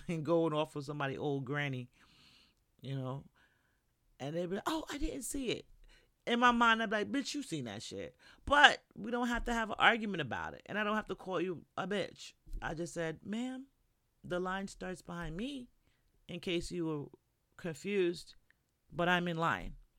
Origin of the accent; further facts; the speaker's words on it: New York, United States; moved away as an adult; now in Florida, United States; I'm from New York